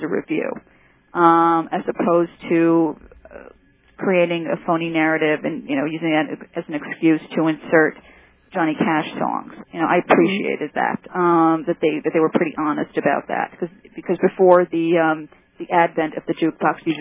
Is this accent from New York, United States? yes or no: no; Paterson, New Jersey, United States; I was born in Patterson